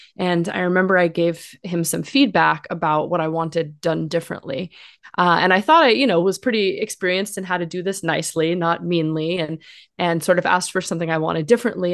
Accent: Los Angeles, California, United States; I grew up in Los Angeles, um, one of the one of the rare ones who was from here and came back here

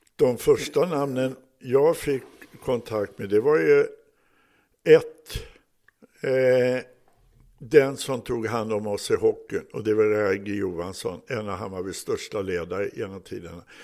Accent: Stockholm, Stockholm County, Sweden; Jag växte upp i Blåshult

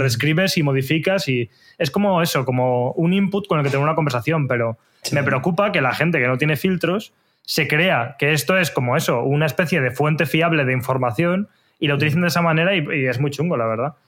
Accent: Torrelodones, Community of Madrid, Spain; mi pueblo, de Torrelodones

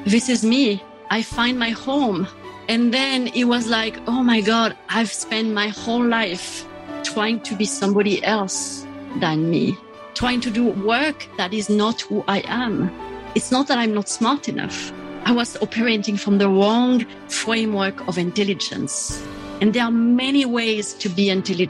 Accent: south of France, France; moved away; I grew up in France. And I grew up in the south of France on a farm in the countryside

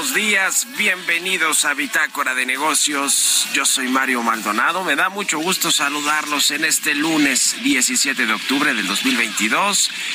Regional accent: Mexico; somos todos los mexicanos

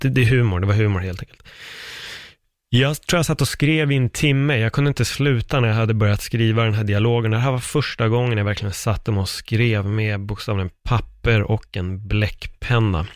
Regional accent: Stockholm, Stockholm County, Sweden; also born or lived in Fruängen; jag är uppväxt i Örnsberg, Aspudden-området

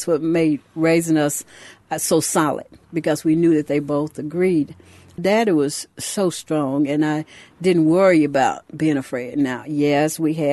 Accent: Louisville, Mississippi, United States; I grew up in Louisville, Mississippi.

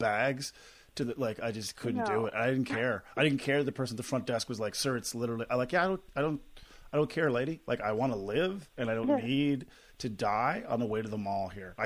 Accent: Corner Brook, Newfoundland and Labrador, Canada; moved away; I flew into my hometown yesterday here in Corner Brook

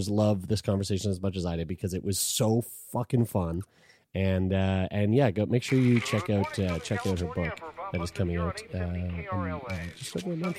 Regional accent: Lower Sackville, Nova Scotia, Canada; a local video store in my hometown called Excitement Video, spelled with an X

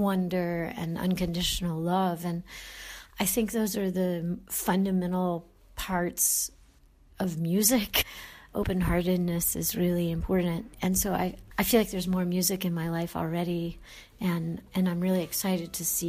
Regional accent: Raleigh, North Carolina, United States; moved away as an adult; also born or lived in Houston, Texas / New York; I grew up in North Carolina in the 80s

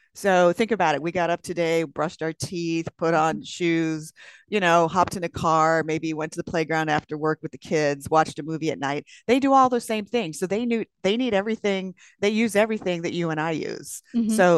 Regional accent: California, United States; I'm from California.

